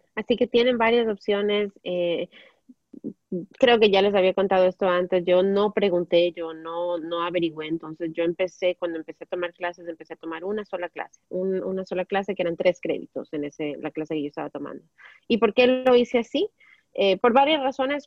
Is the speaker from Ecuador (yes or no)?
yes; Ecuador; moved away as an adult; now in United States; allá en mi país